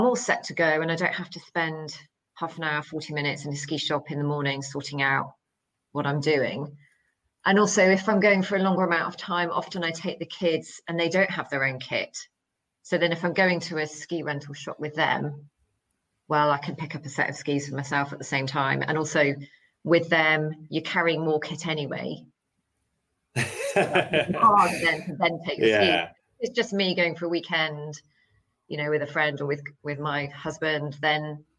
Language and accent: English; United Kingdom; as a British holidaymaker, for example, going to a resort